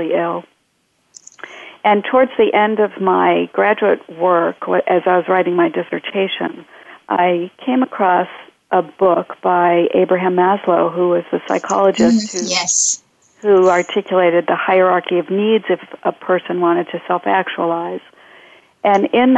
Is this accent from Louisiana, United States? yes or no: no; outside of Boston, Massachusetts, United States; moved away as an adult; also born or lived in Chicago; now in Bay Area, United States; I grew up outside of Boston